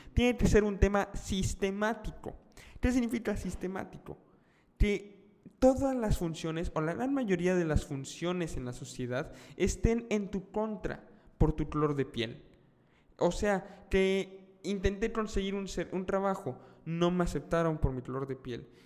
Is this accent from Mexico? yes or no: yes; Mexico; estoy viviendo en México, soy mexicano